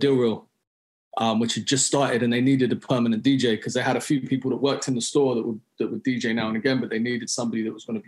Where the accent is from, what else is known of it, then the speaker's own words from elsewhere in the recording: London, United Kingdom; moved away as an adult; also born or lived in Harlesden, London; now in New York, United States; he heard my accent. He's like, yo, you from London? And I was like, yeah